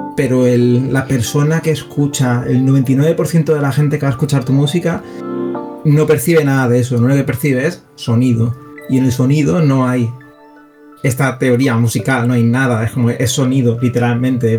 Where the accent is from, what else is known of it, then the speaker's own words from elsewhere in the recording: Seville, Andalusia, Spain; aparte soy de Sevilla